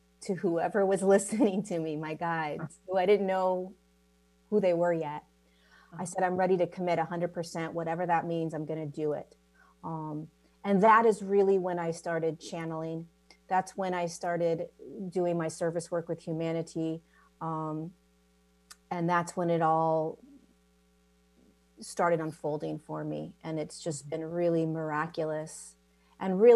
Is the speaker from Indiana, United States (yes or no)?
no; California, United States; I was born in California.